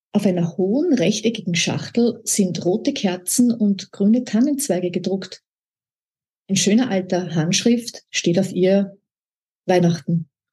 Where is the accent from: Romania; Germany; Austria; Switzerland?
Austria; Upper Austria; moved away; also born or lived in Vienna / Salzkammergut / Alassio, Italy; Ich bin ja aus Oberösterreich